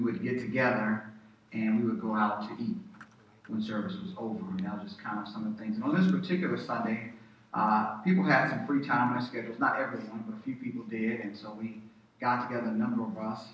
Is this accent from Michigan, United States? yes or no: no; Texas, United States; my home state of Texas